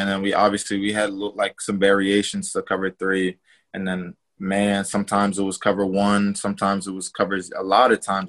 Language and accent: English; Massachusetts, United States; Yeah, I'm from Massachusetts. So My favorite team was the Patriots.